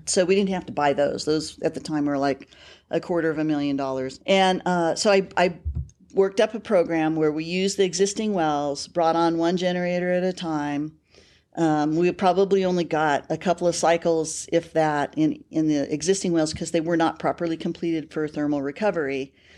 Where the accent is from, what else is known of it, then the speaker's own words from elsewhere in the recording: Bakersfield, California, United States; moved away as an adult; also born or lived in Casper, Wyoming; now in Colorado, United States; I grew up in Bakersfield, California.